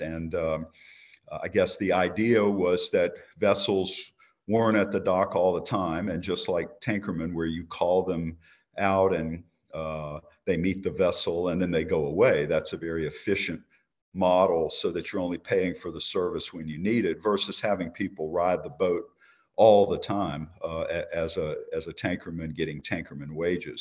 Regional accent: Baton Rouge, Louisiana, United States; I was born in Baton Rouge, Louisiana, nineteen sixty

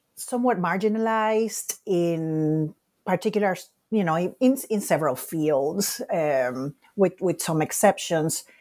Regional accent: Puerto Rico; moved away as an adult; I was born and raised in Puerto Rico

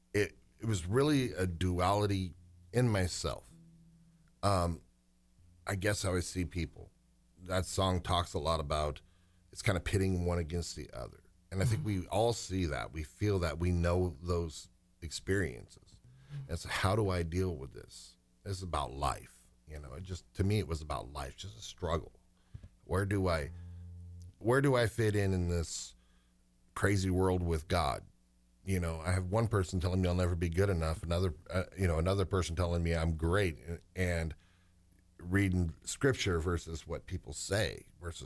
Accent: Phoenix, Arizona, United States; also born or lived in Show Low, Arizona; now in Phoenix, United States; I was born in Phoenix

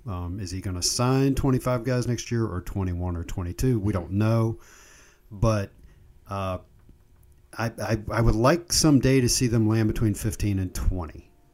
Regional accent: Charlottesville, Virginia, United States; I grew up in Charlottesville

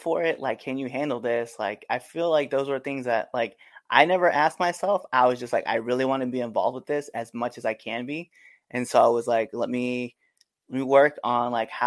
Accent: Maryland, United States; I'm from Maryland

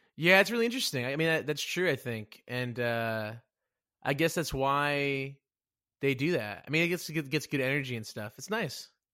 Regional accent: Dallas, Texas, United States; also born or lived in Plano, Texas; I'm from, uh, Dallas, freaking Texas

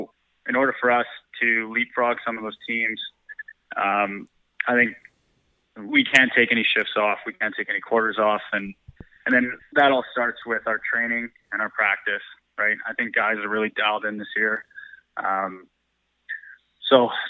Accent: Lower Mainland, British Columbia, Canada; growing up in the Lower Mainland playing minor lacrosse

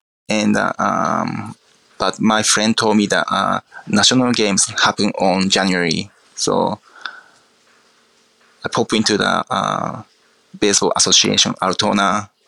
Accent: Akita, Japan; English is a second language; Yes, Akita is very countryside. And my hometown is country of the country. So mountains, rice fields, beach fields, just summertime green everywhere.

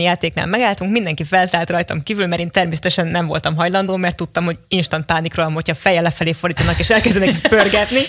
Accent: Kaposvár, Somogy, Hungary; moved away as an adult; now in Budapest, Hungary; Kaposvári vagyok

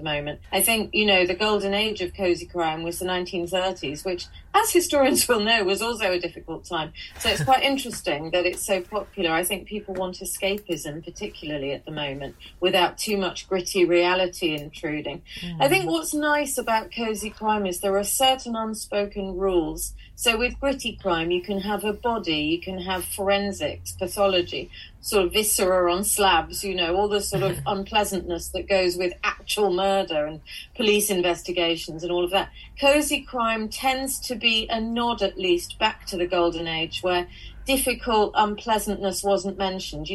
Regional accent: Manchester, North West England, United Kingdom; moved away as an adult; also born or lived in Sale; now in Scotland, United Kingdom; I was born in Withington Hospital in the maternity unit there, which is now closed down. And I grew up in South Manchester

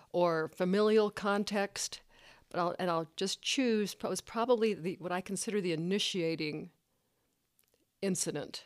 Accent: Tex-Mex border, Texas, United States; I grew up in the Tex-Mex border, as a Chicana

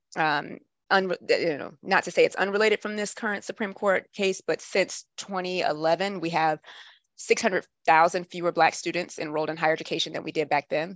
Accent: Atlanta, Georgia, United States; moved away as an adult; also born or lived in New Jersey / Washington, D.C.; now I'm back home in my hometown of Atlanta.

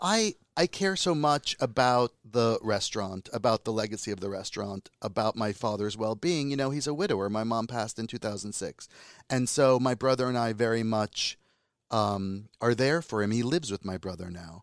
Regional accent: United States; accent: American; Calabrian (in Italian); also born or lived in Calabria, Italy; So I speak Italian better than a typical Italian American, quote, unquote. but I also have a Calabrian accent, and I have an American accent

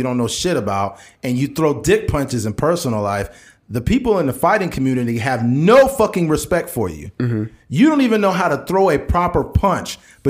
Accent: New York, United States; I'm from New York.

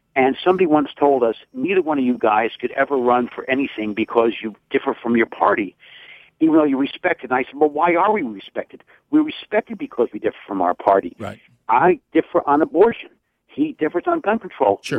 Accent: New York City, New York, United States; now in Westchester County, United States; I grew up 10 miles from Donald Trump in Queens County. I live 10 miles from Hillary Clinton in Westchester County

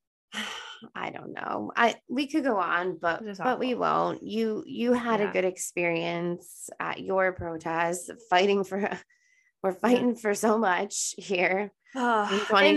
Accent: Buffalo, New York, United States; we are from Buffalo, New York

